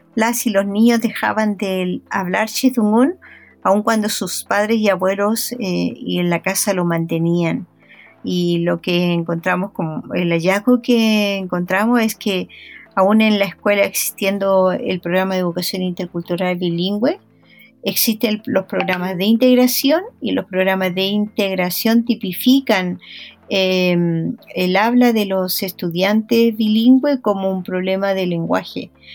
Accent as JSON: {"language": "Spanish", "town": "Traiguén", "region": "Araucanía", "country": "Chile", "tie": "born or raised there", "moved": "yes", "said": "yo fui nombrada hija ilustre de Trayen"}